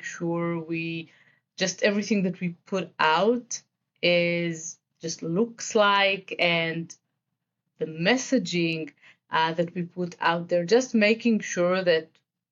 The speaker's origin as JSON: {"language": "English", "country": "Israel", "accent": "Israeli", "second_language": "English", "said": "I am originally from Israel, as the accent may indicate."}